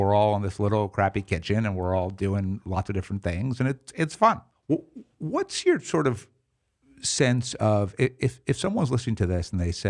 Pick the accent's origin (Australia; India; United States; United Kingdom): United States; New York City, New York; especially as like a New Yorker, I think my preferred mode would be like, you know, maximum efficiency, you know, leave me alone.